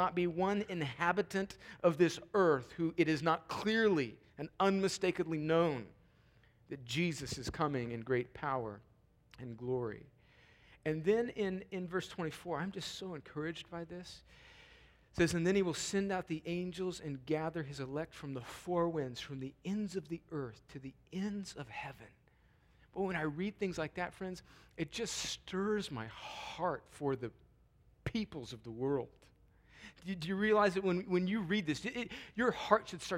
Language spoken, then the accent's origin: English; United States; also born or lived in Columbus, Georgia; us as American Christians